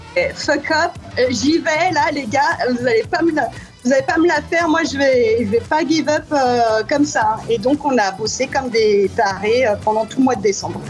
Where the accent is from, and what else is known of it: France; accent: French (strong); now in New York, United States